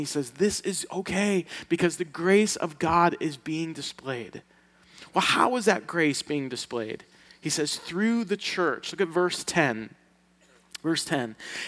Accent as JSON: {"language": "English", "region": "Sicily", "country": "Italy", "said": "from Sicily. And us Sicilians, we don't get invited to anything."}